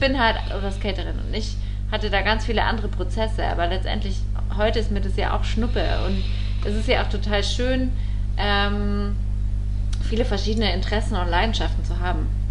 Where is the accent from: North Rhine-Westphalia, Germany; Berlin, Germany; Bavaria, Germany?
Bavaria, Germany; Allgäu; aus der Ecke, wo ich herkomme, ja, im Allgäu